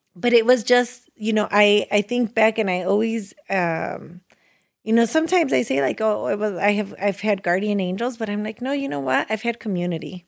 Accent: Chicago, Illinois, United States; It begins on Chicago's west side, now probably one of the not so nice neighborhoods

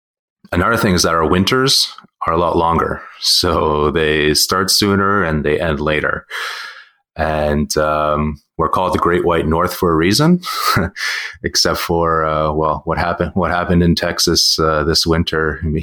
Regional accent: Russia; now in Canada; like me, I'm Russian, but I'm also Canadian.

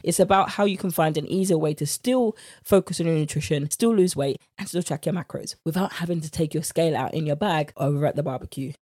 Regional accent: United Kingdom; accent: British; my British accent

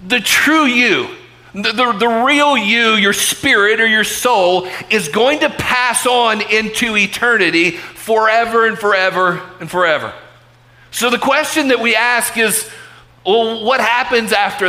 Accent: Chattanooga, Tennessee, United States; I was born right here in Chattanooga Memorial Hospital

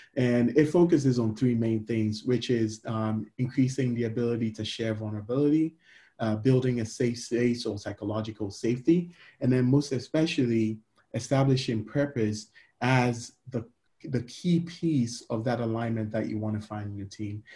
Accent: Ghana; now in United States; I'm a Ghanaian immigrant living in America.

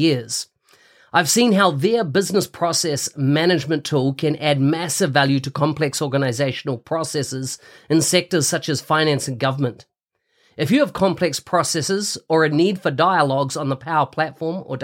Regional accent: New Zealand; New Zealand, my home country

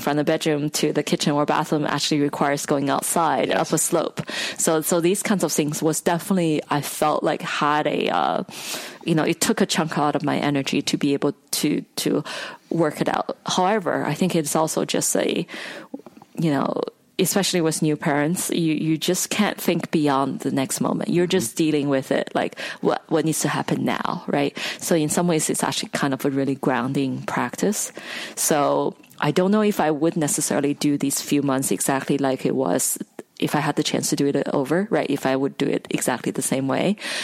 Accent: China; moved away as an adult; now in United States; I grew up in China

